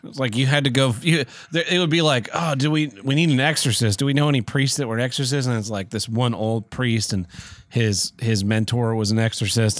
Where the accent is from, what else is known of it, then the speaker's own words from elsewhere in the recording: Tulsa, Oklahoma, United States; it was filmed in my hometown